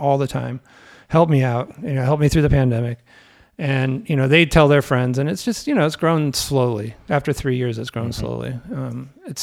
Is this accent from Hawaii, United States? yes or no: no; the Bay Area, California, United States; now in Chicago, United States; I grew up in the Bay Area